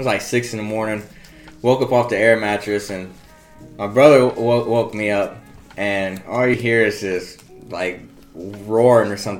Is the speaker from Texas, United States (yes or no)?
yes; South Texas, United States; My pronunciation, I'm from South Texas, so we butcher some words down here